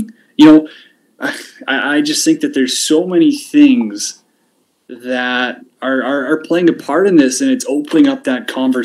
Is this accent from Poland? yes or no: no; Canada; being a Canadian, we've got our own issues up here